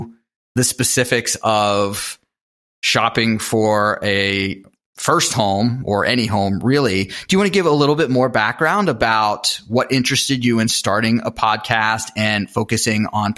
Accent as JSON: {"language": "English", "town": "Pittsburgh", "region": "Pennsylvania", "country": "United States", "tie": "born or raised there", "said": "I've kind of moved from place to place. I grew up in Pittsburgh and have really not lived there in my adult life for more than a 6-month period."}